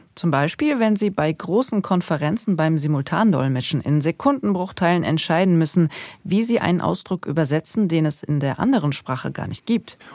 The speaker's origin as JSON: {"language": "German", "country": "Germany", "tie": "born or raised there", "first_language": "German", "said": "Also ich habe ja türkische Wurzeln. Ich bin hier geboren und für mich ist Deutsch meine Muttersprache"}